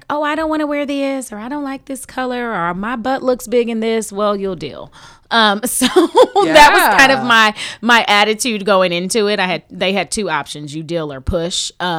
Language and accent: English; Houston, Texas, United States; I'm from Houston, Texas.